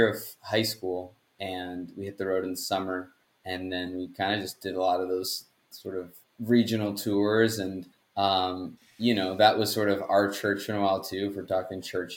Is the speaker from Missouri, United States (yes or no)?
no; Massachusetts, United States; also born or lived in Queens, New York; I was born in New York and moved to Massachusetts when I was around 9 years old. So most of my life in Massachusetts